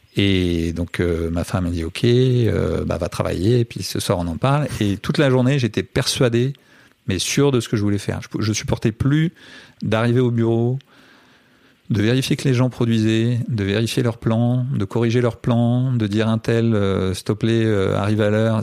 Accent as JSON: {"language": "French", "country": "France", "also_born_or_lived": "Brazil", "moved": "yes", "said": "je viens de France"}